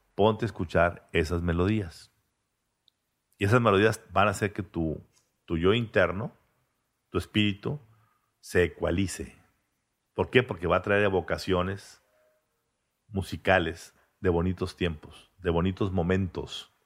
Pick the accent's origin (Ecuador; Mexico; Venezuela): Mexico; Monterrey, Nuevo León; mis padres nacieron, eh, se casaron y vivían en el centro de Monterrey, como mis abuelos. Y ahí nací yo. De ahí nos fuimos a Vista. A los 15 años al country